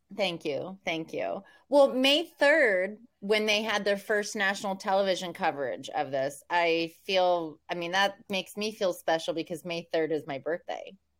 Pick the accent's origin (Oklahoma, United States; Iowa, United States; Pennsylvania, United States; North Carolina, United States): Oklahoma, United States; I'm from Oklahoma